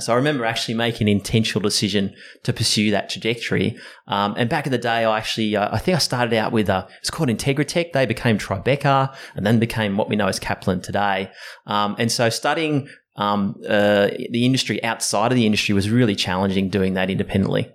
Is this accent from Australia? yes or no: yes; Sydney, New South Wales, Australia; Sydney born and bred. Um, uh, grew up in uh, the hills area